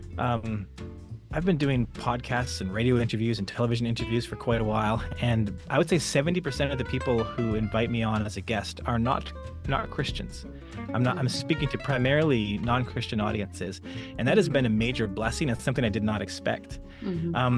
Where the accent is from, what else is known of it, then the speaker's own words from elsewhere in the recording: Western Canada, Canada; moved away as an adult; also born or lived in Alberta / British Columbia; now in Mountain View, United States; So I'm originally from Canada, born and raised. In the western part of Canada, the provinces of both Alberta and British Columbia.